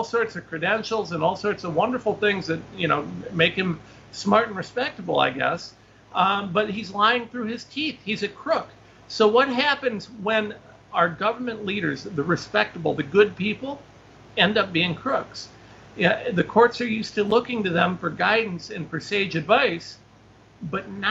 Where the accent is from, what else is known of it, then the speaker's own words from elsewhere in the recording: Ohio, United States; I'm just some guy from Ohio